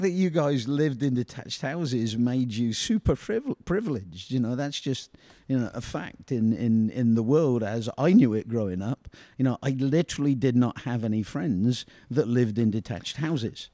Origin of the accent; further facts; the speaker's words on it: United Kingdom; we in Britain